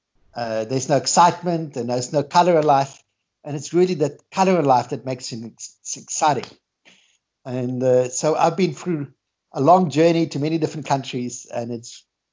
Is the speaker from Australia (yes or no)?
yes; Australia; now in South Africa; I've met Günther many years ago. I moved to South Africa from Australia.